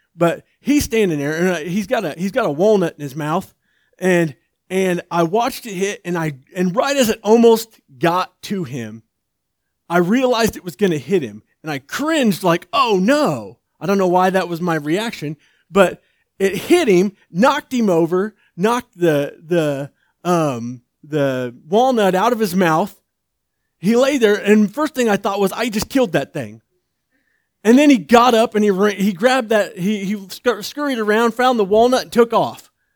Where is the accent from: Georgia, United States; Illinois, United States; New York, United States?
Georgia, United States; outside of Atlanta; I was born outside of Atlanta, Georgia, uh, in the back of a pickup truck